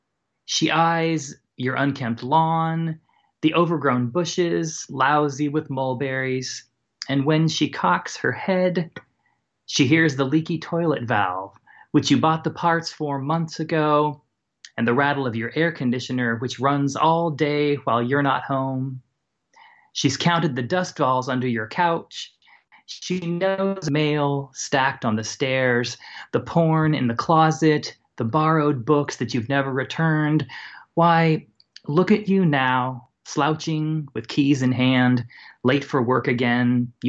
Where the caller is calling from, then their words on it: Columbus, Ohio, United States; I'm calling from Columbus, Ohio.